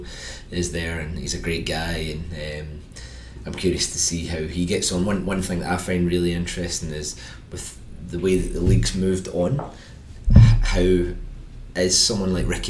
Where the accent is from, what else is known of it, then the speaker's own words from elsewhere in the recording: Erskine, Scotland, United Kingdom; I'm not from this area. I'm from Erskine, so I'm the other side of the city